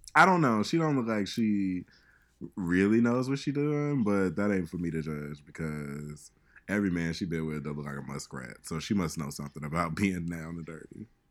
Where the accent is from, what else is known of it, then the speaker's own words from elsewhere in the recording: Chicago, Illinois, United States; moved away; I'm from Chicago